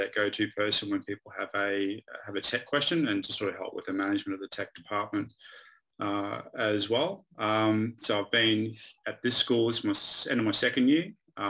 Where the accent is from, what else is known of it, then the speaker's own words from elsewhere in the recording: Australia; now in Harare, Zimbabwe; originally from Australia, but currently working at Harare International School in Zimbabwe.